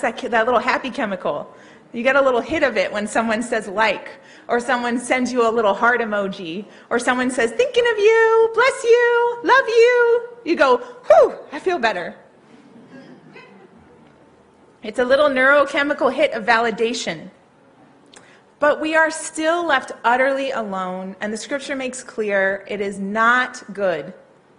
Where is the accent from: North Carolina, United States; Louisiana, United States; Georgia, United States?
Louisiana, United States; New Orleans; I grew up in New Orleans.